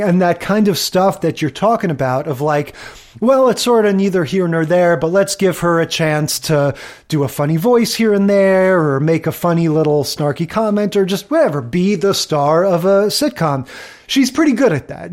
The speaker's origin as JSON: {"language": "English", "region": "New York area", "country": "United States", "tie": "born or raised there", "said": "I grew up in the New York area."}